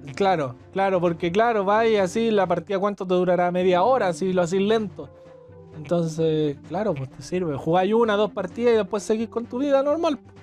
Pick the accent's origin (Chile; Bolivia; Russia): Chile; somos chilenos, aunque no se haya notado, pero somos chilenos.